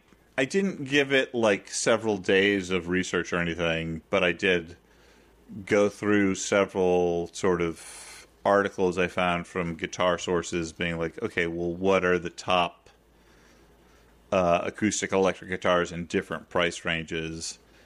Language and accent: English; New York, United States; I, as a New Yorker, haven't driven in a serious way for nigh on 17 years now.